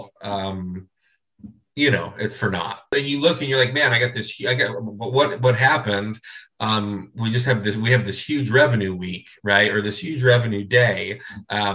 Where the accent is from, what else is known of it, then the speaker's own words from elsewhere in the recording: Cleveland, Ohio, United States; moved away; I grew up in Cleveland, Ohio